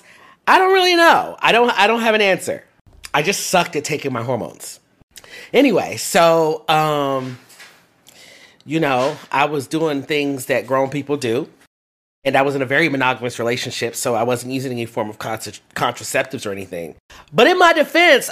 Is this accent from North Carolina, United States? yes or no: no; Fort Lauderdale, Florida, United States; also born or lived in Washington, D.C. / Brooklyn, New York; now in Houston, United States; So I was born in Washington, D.C., and I grew up in Fort Lauderdale, Florida.